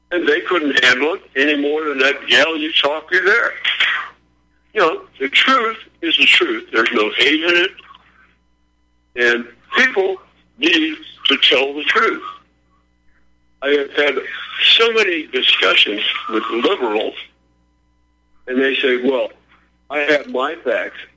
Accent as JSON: {"language": "English", "region": "California", "country": "United States", "tie": "born or raised there", "said": "Now, I grew up in California. I went to school in California"}